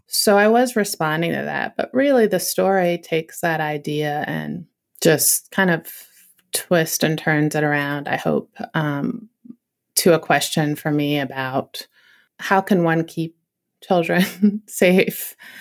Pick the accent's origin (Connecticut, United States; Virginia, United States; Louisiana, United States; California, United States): Virginia, United States; Northern; I grew up in Northern Virginia